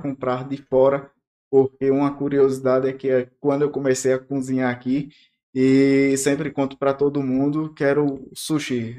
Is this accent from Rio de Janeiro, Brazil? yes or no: no; Recife, Pernambuco, Brazil; also born or lived in Petrolina, Pernambuco; now in Porto Velho, Brazil; eu sou recifense, cresci no litoral, mas morei oito anos em Petrolina, sertão do Pernambuco